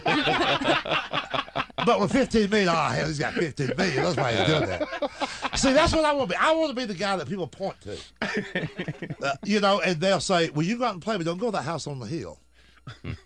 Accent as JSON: {"language": "English", "region": "Georgia", "country": "United States", "said": "I'm from Georgia."}